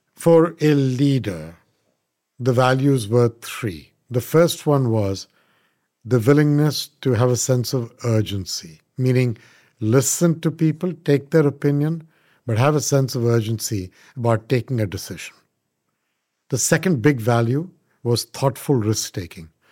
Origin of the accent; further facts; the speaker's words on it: India; moved away as an adult; now in United States; I am an Indian by birth, but I did grow up in India.